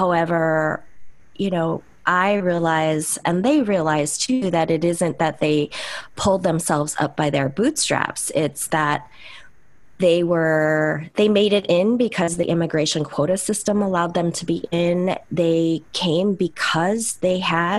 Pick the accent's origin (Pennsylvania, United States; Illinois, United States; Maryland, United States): Illinois, United States; Chicago; also born or lived in Seoul, South Korea; I was born in Seoul, South Korea, and my family, the three of us, my mom and dad and myself, we came to the U.S. Via the port of Seattle when I was 8 months old, and then came to Chicago